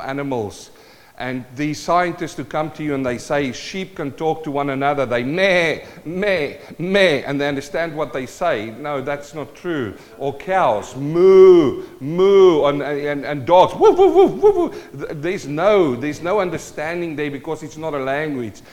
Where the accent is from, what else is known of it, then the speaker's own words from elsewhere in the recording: South Africa; moved away; also born or lived in New Zealand; I'm a South African-born Kiwi.